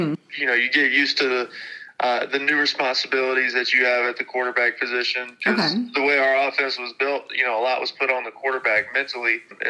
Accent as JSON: {"language": "English", "region": "South Carolina", "country": "United States", "tie": "born or raised there", "said": "And one of them happened to be University of South Carolina, you know, my home state."}